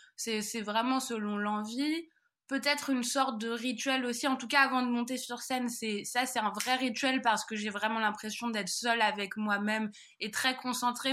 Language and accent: French; Paris, Île-de-France, France; moved away; je suis parisienne